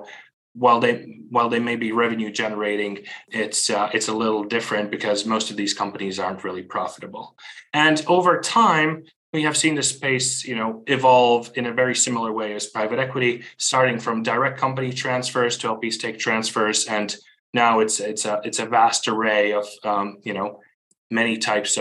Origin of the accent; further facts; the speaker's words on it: Riga, Latvia; moved away as an adult; also born or lived in Beijing, China; now in Hong Kong; I'm originally from Riga, Latvia